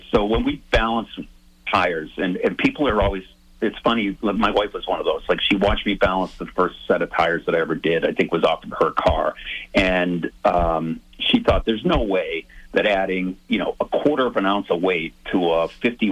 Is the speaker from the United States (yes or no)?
yes; South Shore, Massachusetts, United States; I grew up on the South Shore.